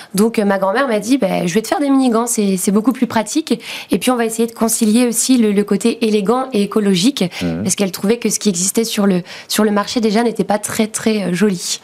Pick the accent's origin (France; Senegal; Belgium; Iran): France; Nantes, Pays de la Loire; dans la région de Nantes, puisqu'on vient de Nantes.